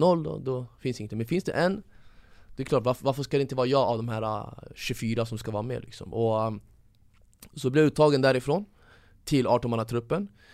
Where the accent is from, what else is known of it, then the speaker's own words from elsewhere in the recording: Stockholm, Stockholm County, Sweden; Jag växte upp i Tensta som är ungefär som, som Husby